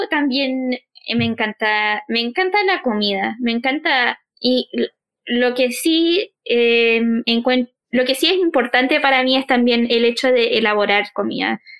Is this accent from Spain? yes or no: no; Chile; quizás lo alejado que somos los chilenos de Centroamérica.